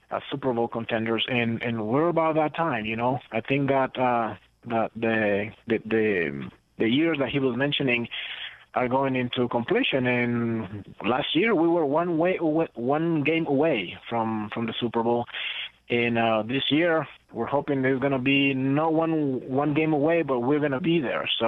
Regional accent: Costa Rica; English is a second language; also born or lived in Guatemala; growing up in Central America, you know, Costa Rica and Guatemala, it was more about soccer

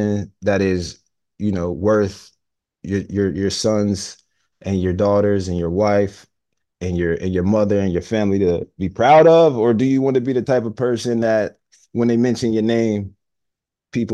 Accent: Homewood, United States; growing up in Homewood

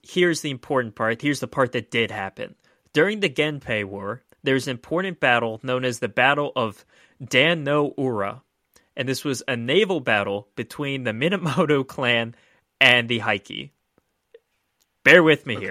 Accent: Maryland, United States

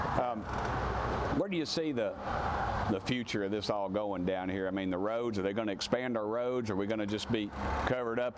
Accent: Knoxville, Tennessee, United States; we're from Tennessee

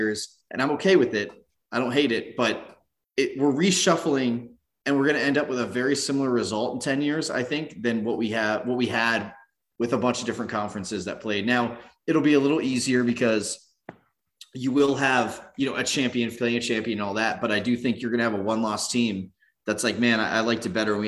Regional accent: Southern California, United States; I grew up in Southern California

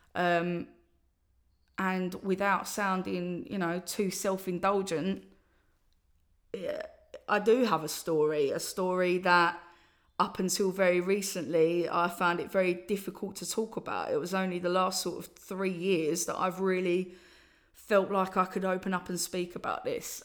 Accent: Essex, East of England, United Kingdom; I'm from Essex, and, uh, that's how I talk.

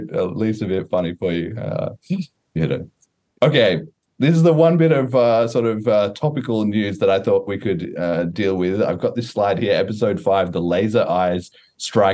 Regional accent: Australia; I'm Australian

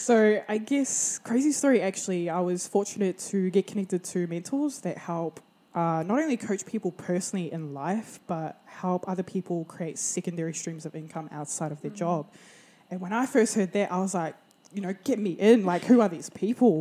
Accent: Porirua, Wellington, New Zealand; also born or lived in Hawke's Bay, New Zealand; now in Brisbane, Australia; I grew up in Porirua, Wellington

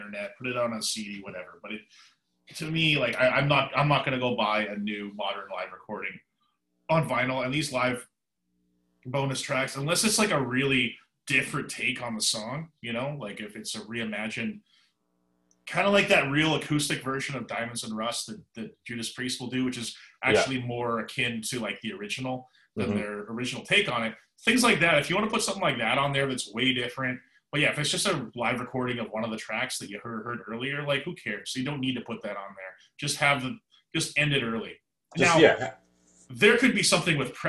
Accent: Vancouver, British Columbia, Canada; moved away; a place that I pretty much consider my hometown, Vancouver, British Columbia, Canada. I spent most of my life there

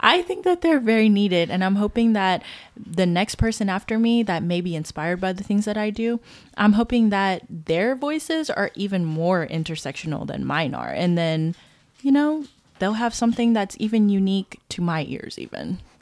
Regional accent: Baton Rouge, Louisiana, United States; also born or lived in Marshall Islands; I was born in the Marshall Islands, but I've grown up my entire life." um, in the Baton Rouge area of Louisiana

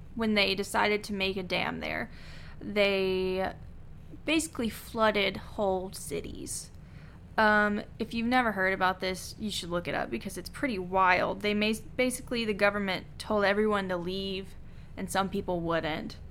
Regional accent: Kentucky, United States; we're from Kentucky

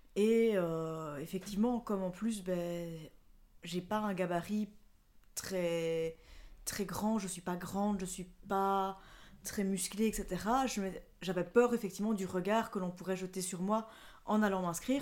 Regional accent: La Louvière, Wallonia, Belgium; Je viens de La Louvière. C'est une, une ville industrielle qui se trouve entre Mons et Charleroi. C'est dans le sud de la Belgique, dans la province de Hainaut.

